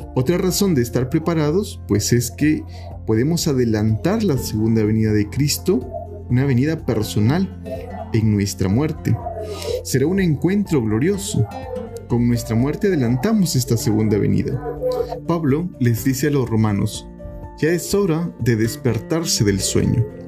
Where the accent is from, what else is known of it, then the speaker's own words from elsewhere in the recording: Peru; nosotros, como cristianos, como peruanos